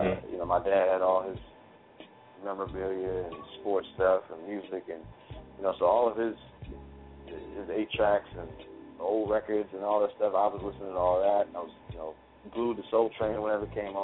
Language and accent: English; Hackensack, New Jersey, United States; right out of my hometown. And it's a good place, man. It's a good place to be and a lot of stuff happening in the area. So I'm proud